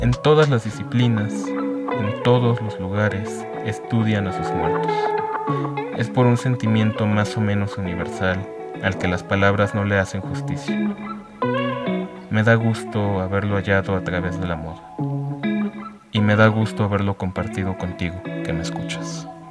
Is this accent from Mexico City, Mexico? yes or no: yes; Mexico City, Mexico; Nací en la Ciudad de México y sigo viviendo aquí.